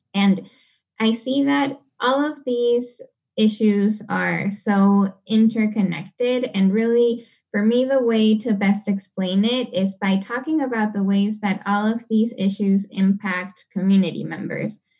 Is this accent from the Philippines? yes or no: no; Panama City, Panama; now in Seattle, United States; I come from Panama City. Um, it's capital of the country